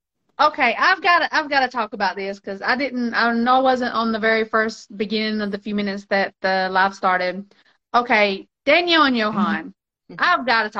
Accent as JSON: {"language": "English", "country": "Mexico", "tie": "born or raised there", "said": "I grew up in Mexico. My dad was a missionary in Mexico. I was over there for 15 years, you know, on and off for 15 years."}